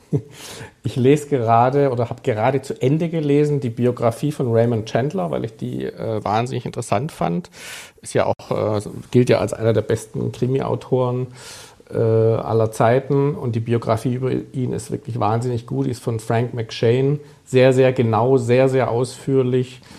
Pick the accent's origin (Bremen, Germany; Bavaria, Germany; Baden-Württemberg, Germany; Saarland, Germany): Baden-Württemberg, Germany; Stuttgart; accent: süddeutsch (southern German); moved away as an adult; also born or lived in Munich / Berlin; now in Hamburg, Germany; den Klang meiner Stimme hört, der ja eindeutig süddeutsch ist. Ich bin eigentlich aus Stuttgart